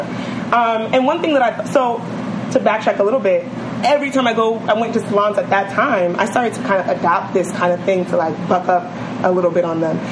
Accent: New York City, New York, United States; I'm from Bed Stuy

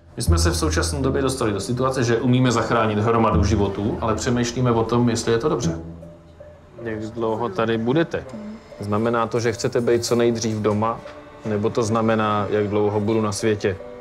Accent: Karlovy Vary Region, Czechia; já jsem z Karlovarského kraje

